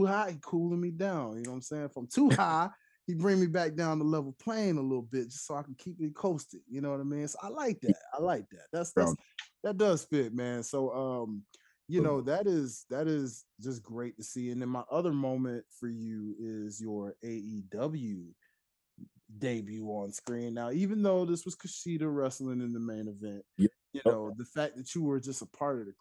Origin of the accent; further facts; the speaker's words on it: Tennessee, United States; now I'm from Tennessee